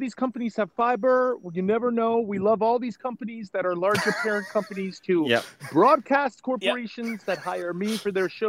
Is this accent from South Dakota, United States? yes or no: no; New York area, United States; moved away; I'm originally from the New York area, so I love anybody who's got sort of a thick New York accent.